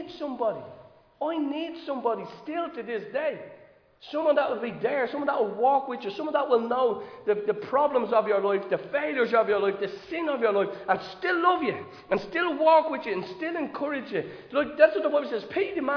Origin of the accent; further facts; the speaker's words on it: Dublin, Leinster, Ireland; I'm from Dolphins Barn.